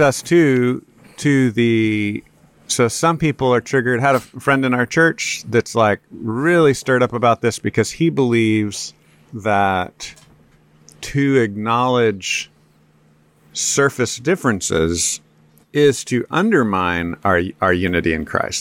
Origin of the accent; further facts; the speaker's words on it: Texas, United States; I'm a Texan and I'm white